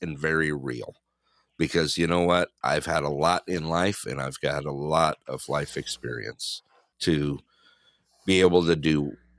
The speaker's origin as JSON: {"language": "English", "town": "Big Bear", "region": "California", "country": "United States", "tie": "born or raised there", "moved": "yes", "lives_now": "Anderson, United States", "said": "we grew up in Big Bear, small town."}